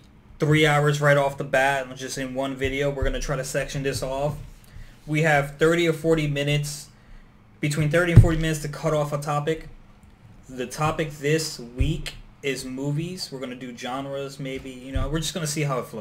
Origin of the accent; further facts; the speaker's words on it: Newark, New Jersey, United States; I grew up in Newark, New Jersey